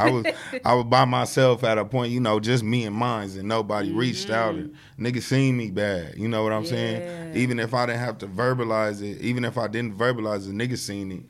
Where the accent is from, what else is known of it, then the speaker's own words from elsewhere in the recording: Long Beach, California, United States; growing up in Long Beach is a great place